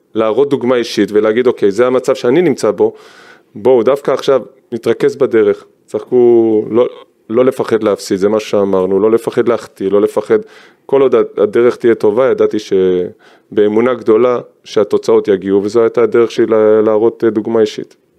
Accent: Givatayim, Tel Aviv District, Israel; born or raised there

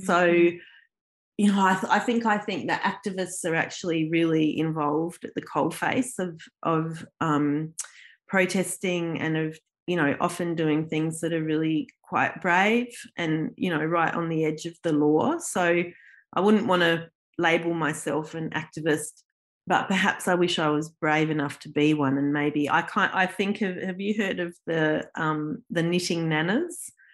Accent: Adelaide, South Australia, Australia; moved away as an adult; also born or lived in Melbourne, Australia; now in Canberra, Australia; I wasn't born in Australia, but my parents are both Australian, and I grew up in Adelaide, in South Australia

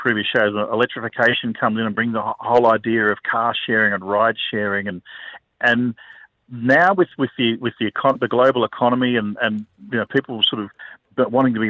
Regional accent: Australia

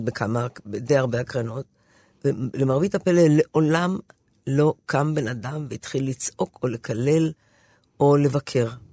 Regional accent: Haifa, Haifa District, Israel; אני באה מחיפה, זו עיר מעורבת בכל מקרה

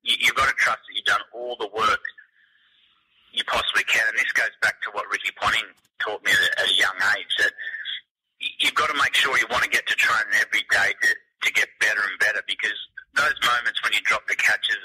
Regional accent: Queanbeyan, New South Wales, Australia; Growing up in Queanbeyan, we weren't exposed to... we didn't have a first-class cricket team

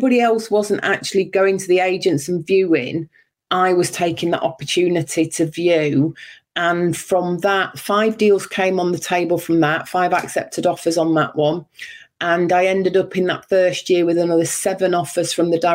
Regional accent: Yorkshire and the Humber, United Kingdom; moved away as an adult; also born or lived in Berkshire; I was born in Yorkshire, and at the age of 19, just shy of 20, I moved down south to get a job

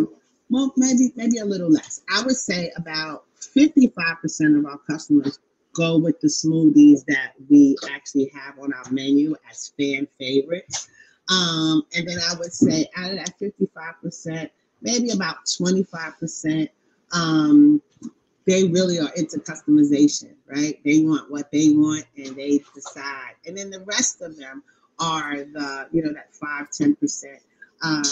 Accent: New York City, New York, United States; also born or lived in Queens; I am a longtime Queens resident. I was born in Harlem

